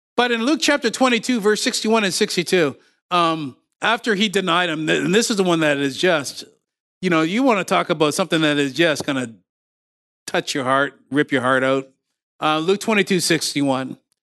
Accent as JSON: {"language": "English", "region": "Ontario", "country": "Canada", "tie": "born or raised there", "also_born_or_lived": "Windsor, Ontario", "moved": "as an adult", "lives_now": "Nova Scotia, Canada", "said": "I was raised in Ontario."}